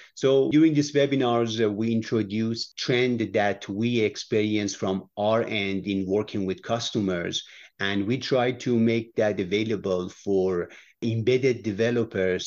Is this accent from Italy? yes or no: no; Iran; moved away; I was born in Iran